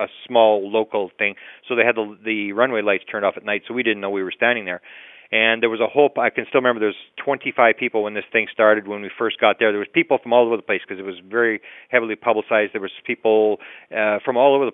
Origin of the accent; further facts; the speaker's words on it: Winnipeg, Manitoba, Canada; I grew up here in Winnipeg, Manitoba, Canada. I've lived here my whole life